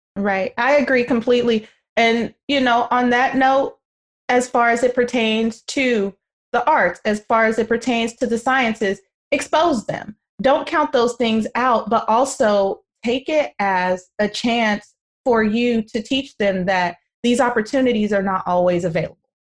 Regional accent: Oakland, California, United States; I lived across the bay. I still live across the bay in Oakland

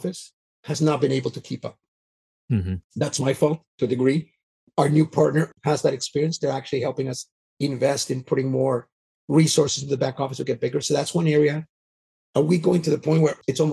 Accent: Canada; moved away; also born or lived in Vancouver, British Columbia; So I grew up in Canada, so I'm Canadian

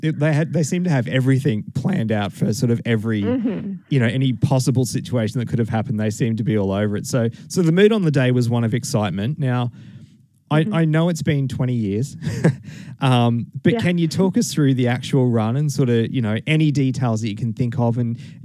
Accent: Toowoomba, Queensland, Australia; So I grew up in Toowoomba. And we had the torch in Toowoomba on the 10th and the 11th.

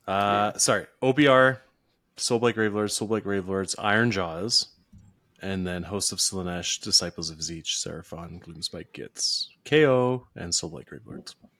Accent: British Columbia, Canada; where I'm from in B C

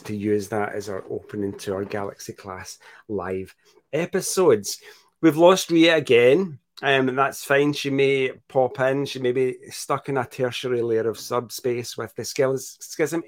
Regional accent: Scotland, United Kingdom; the 5 million people that live in my country

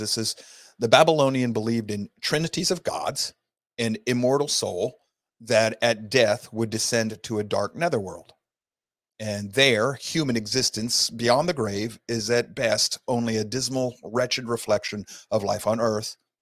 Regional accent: Sault Ste. Marie, Michigan, United States; now in Georgia, United States; I was raised in Sault Ste. Marie, Michigan area

